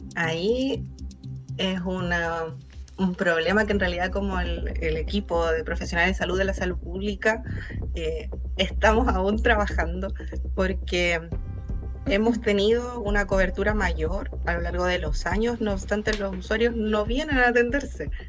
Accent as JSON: {"language": "Spanish", "country": "Chile", "said": "nosotros como chilenos"}